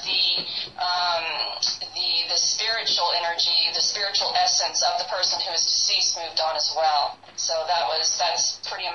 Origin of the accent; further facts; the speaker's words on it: New Orleans, Louisiana, United States; moved away; I'm originally from New Orleans, Louisiana, so I grew up around a lot of that culture